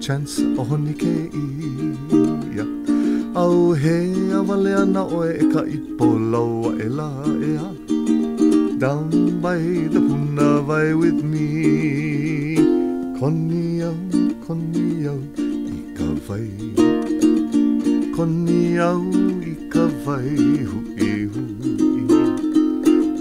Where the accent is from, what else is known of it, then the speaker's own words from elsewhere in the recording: Hawaii, United States; some basic Hawaiian songs that I enjoy, like maybe one from my hometown